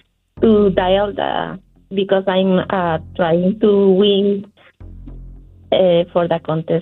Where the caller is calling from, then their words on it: Santa Clarita, California, United States; I'm calling now from Santa Clarita.